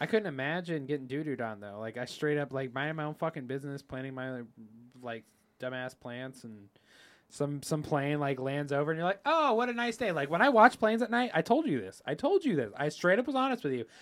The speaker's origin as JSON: {"language": "English", "country": "United States", "said": "we're from America"}